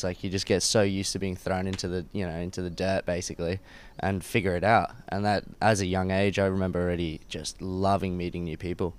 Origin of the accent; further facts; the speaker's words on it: Brisbane, Queensland, Australia; born there; because I was born in Brisbane, and then by the time I was 6 months old, we bought a combi van, started traveling around Australia, did that for 2 years.